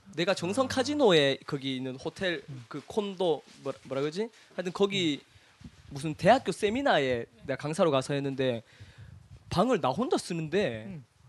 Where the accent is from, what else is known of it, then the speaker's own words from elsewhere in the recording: Cheongsong, North Gyeongsang, South Korea; moved away; 우리 고향이 청송이니까